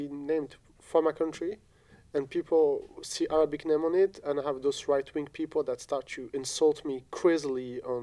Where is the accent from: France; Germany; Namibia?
France; English is a second language; also born or lived in Algeria; I grew up in France. I've been educated in France. I went to school in France